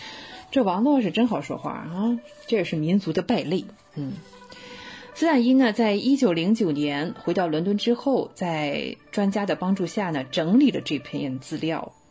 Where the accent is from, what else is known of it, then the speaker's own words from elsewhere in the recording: China; 看看我们中国人想看看自己东西，还要跑到海外去，唉，一言难尽啊。